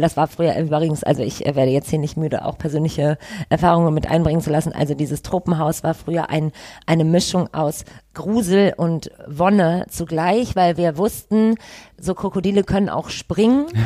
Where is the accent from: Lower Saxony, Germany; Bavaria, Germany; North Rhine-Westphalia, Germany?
North Rhine-Westphalia, Germany; Düsseldorf; Ich bin in Goldsheim aufgewachsen